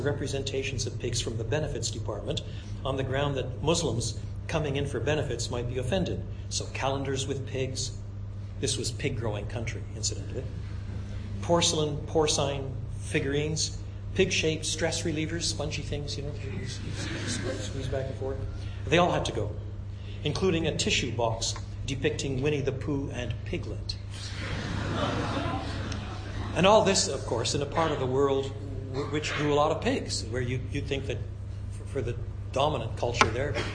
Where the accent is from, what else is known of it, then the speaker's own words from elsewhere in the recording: Quebec, Canada; I was brought up in French Canada